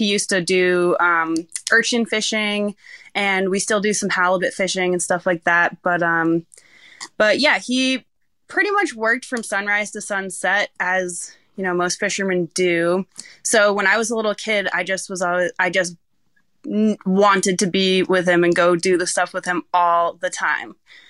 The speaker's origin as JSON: {"language": "English", "town": "Rockport", "region": "Maine", "country": "United States", "tie": "born or raised there", "said": "I was born in the Rockport Hospital, and before I even went home, they brought me down to the harbor first to, like, meet everyone and go on the boat."}